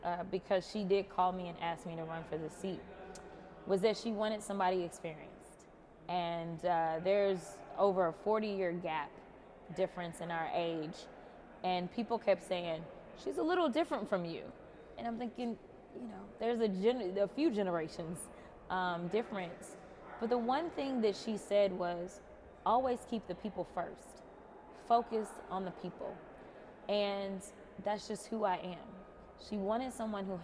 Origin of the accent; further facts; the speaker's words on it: Texas, United States; I'm a Texan